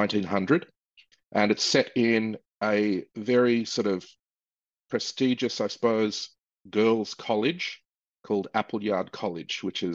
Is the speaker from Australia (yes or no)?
yes; Australia; I'm Australian